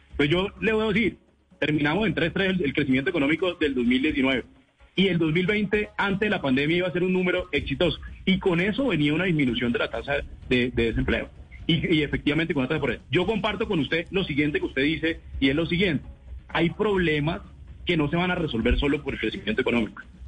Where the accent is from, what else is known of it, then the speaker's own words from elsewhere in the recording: Cesar, Colombia; yo soy del César